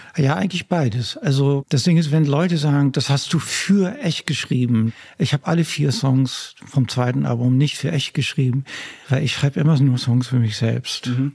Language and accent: German; Netherlands; German is a second language; also born or lived in Germany; now in Hamburg, Germany; ich bin ja nämlich an der Küste aufgewachsen in Holland